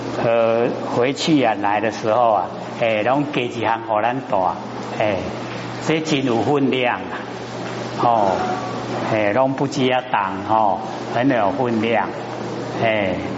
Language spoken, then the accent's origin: Chinese; China; 那我们都哦，我们中国人呐，有简略的那个习性